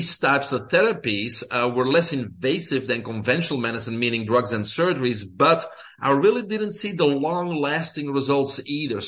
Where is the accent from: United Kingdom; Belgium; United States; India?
Belgium; English is a second language; moved away as an adult; I'm originally from Belgium, small country in Europe